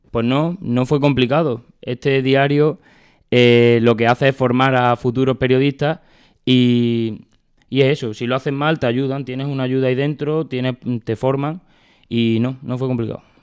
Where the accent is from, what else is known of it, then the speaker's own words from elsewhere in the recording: Badajoz, Extremadura, Spain; Badajoz porque para mí es algo que me gusta y es, de donde soy